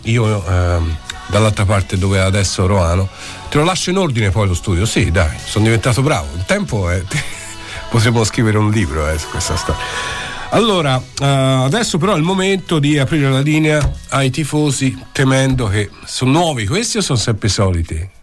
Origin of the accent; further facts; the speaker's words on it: Florence, Tuscany, Italy; io ci sono cresciuto eh, in Piazza Indipendenza, a giocare a pallone, andavo alla eh. Lavagnini